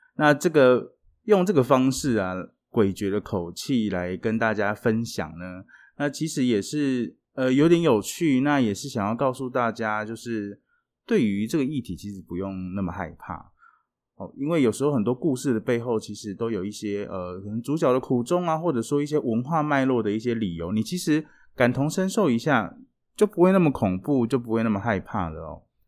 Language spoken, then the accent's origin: Chinese; Taiwan; 我们台湾人学了一辈子的英文